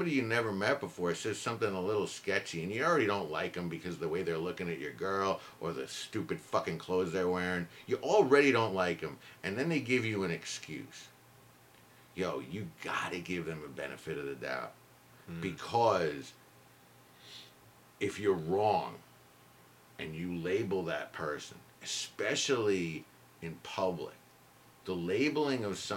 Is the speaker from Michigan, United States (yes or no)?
no; Idaho, United States; I grew up in Idaho and I never met a black person until I was 25